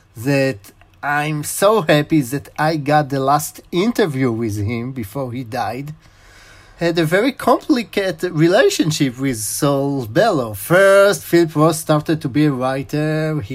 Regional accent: Israel; English is a second language; also born or lived in Chicago, United States; First, you can hear that I'm in Israeli, but I was born in Chicago. My father was studied in the University of Chicago, and I was born in 78.

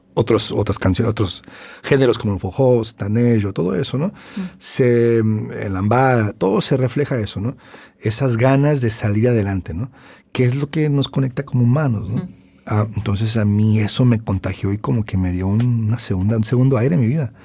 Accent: Tijuana, Baja California, Mexico; also born or lived in Los Angeles, California, United States; Crecí en Tijuana, nací en Los Ángeles, ah, pero soy plenamente tijuanense.

